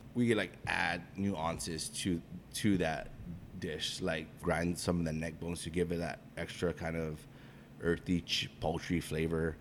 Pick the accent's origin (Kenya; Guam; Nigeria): Guam; moved away as an adult; now in San Francisco, United States; my partner and I were born and raised in Guam.